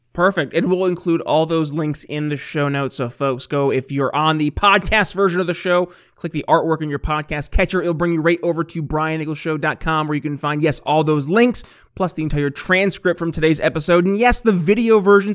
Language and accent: English; New York, United States; my home state of New York